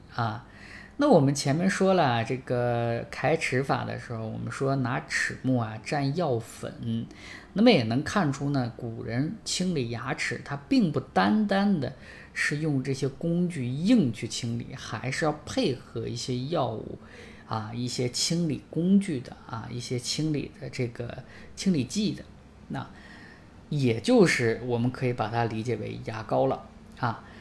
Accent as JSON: {"language": "Chinese", "country": "China"}